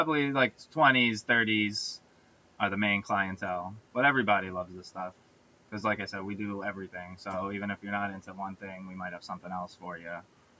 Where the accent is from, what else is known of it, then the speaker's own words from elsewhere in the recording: New York, United States; we're from New York